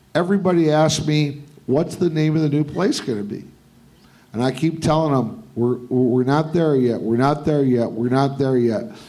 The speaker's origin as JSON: {"language": "English", "town": "Detroit", "region": "Michigan", "country": "United States", "tie": "born or raised there", "moved": "yes", "lives_now": "Las Vegas, United States", "said": "I grew up in Detroit"}